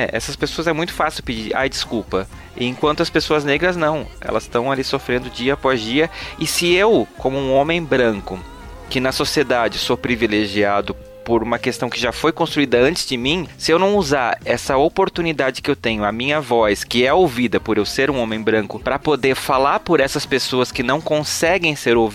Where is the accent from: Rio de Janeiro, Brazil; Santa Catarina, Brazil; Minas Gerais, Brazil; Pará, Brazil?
Santa Catarina, Brazil; now in São Paulo, Brazil; eu sou de Santa Catarina, então olha a vergonha. Mas eu moro em São Paulo